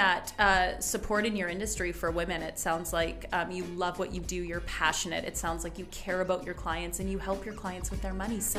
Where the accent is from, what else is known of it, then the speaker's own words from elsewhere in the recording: outside of Calgary, Alberta, Canada; I grew up just outside of Calgary, 2.5 hours north